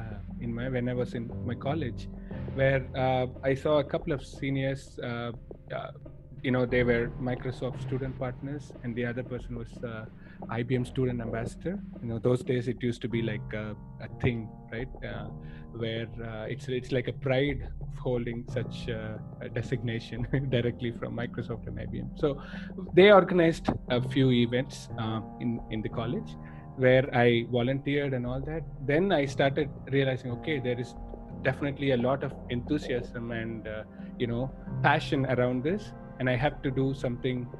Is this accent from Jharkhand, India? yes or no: no; Madurai, Tamil Nadu, India; moved away as an adult; now in Chennai, India; in India, in my hometown, Madurai. Then I moved to Chennai for work after my college